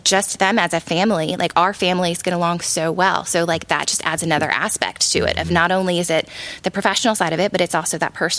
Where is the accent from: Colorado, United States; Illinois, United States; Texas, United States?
Illinois, United States; now in Tennessee, United States; I'm originally from Illinois. I've lived in several different states. And we ended up here in Tennessee just because of the mountains, honestly.